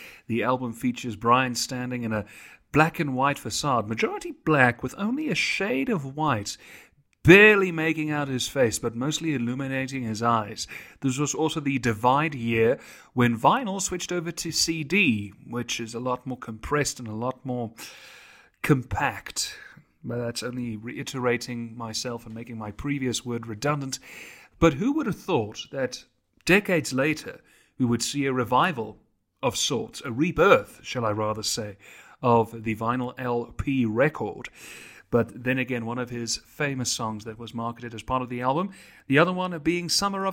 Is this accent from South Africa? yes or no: yes; South Africa; my home country